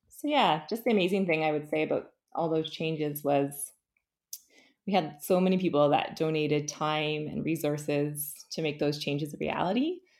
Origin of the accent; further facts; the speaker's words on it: St. Catharines, Ontario, Canada; also born or lived in Guelph; So I grew up in St. Catharines. Um, I lived here until I went to the University of Guelph